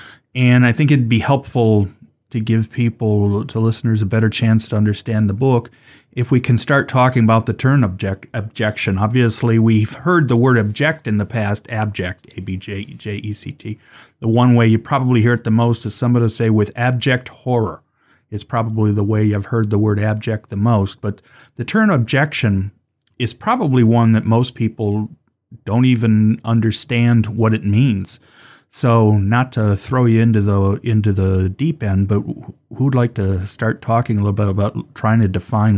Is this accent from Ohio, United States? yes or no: yes; Cleveland, Ohio, United States; partly because I'm from Cleveland, spent most of my life there.